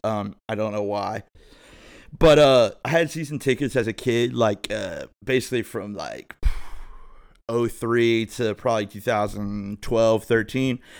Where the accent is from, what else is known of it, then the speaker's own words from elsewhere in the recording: thirty minutes from Cincinnati, Ohio, United States; also born or lived in Phoenix; I'm from Ohio, so, you know, thirty minutes from Cincinnati